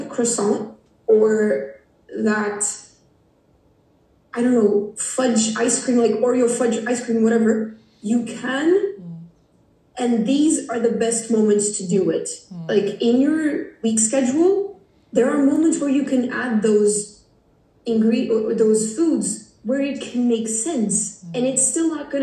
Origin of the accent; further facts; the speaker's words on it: Portugal; English is a second language; I'm from Portugal. For those who don't know, Portugal is a small country in the west of Europe.